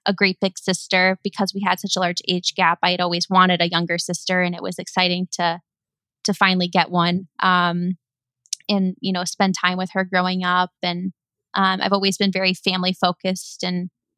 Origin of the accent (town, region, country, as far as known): Chicago, Illinois, United States; born or raised there; moved away as an adult; also born or lived in Flemington, New Jersey; now in Bay Area, United States